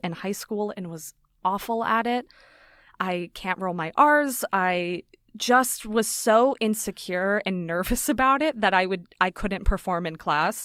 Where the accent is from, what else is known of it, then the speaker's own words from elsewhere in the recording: Las Vegas, Nevada, United States; moved away; So I grew up in Vegas. I was born and raised there.